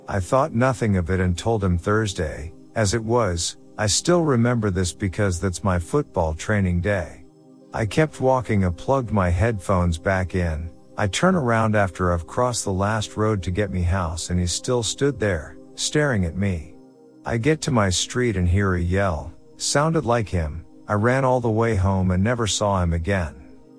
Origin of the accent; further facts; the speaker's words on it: New Caledonia; English is a second language; now in New Zealand; Important thing to know, I am from New Caledonia. I live there with my parents. So to summarize the situation, this is the first time I have lived alone. I'm in an English country and I wasn't really good at English at that time.